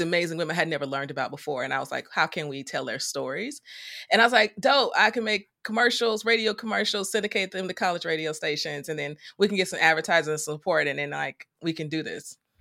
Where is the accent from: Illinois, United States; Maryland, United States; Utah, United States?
Illinois, United States; Chicago; I'm from the south side of Chicago. I grew up with my mom, my dad, and my older sister.